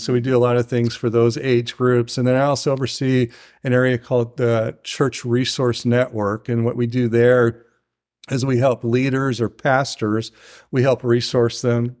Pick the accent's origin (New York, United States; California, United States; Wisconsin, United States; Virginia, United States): California, United States; Tujunga; I'm from Tahunga, and it's in the San Fernando Valley